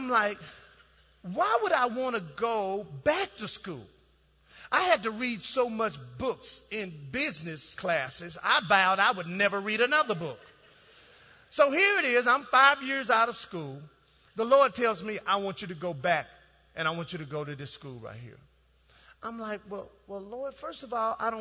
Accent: Dallas, Texas, United States; moved away as an adult; also born or lived in Ohio; I'm from Dallas

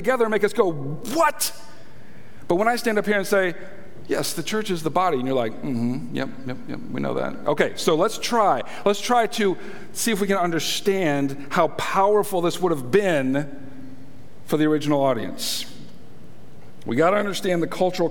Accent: United States; I'm an American, and that's how we say it here in America

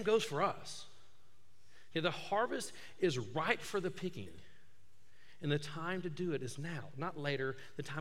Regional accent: Tuscaloosa, Alabama, United States; moved away; I'm from Tuscaloosa, grew up there

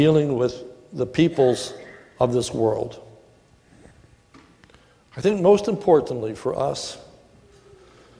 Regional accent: United States; I'm glad to be an American

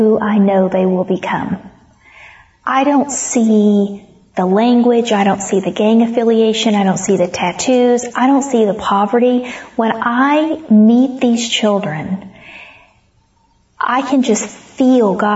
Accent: Comanche County, Oklahoma, United States; moved away as an adult; also born or lived in Stafford County; I was raised in Comanche County, Oklahoma

